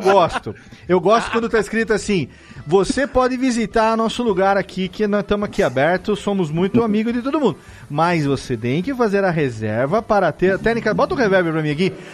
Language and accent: Portuguese; Serra Negra, São Paulo, Brazil; eu também sou da montanha, eu sou daqui de Serra Negra